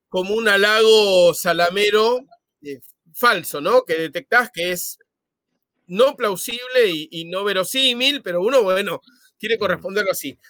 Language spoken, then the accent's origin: Spanish; Argentina; como era argentino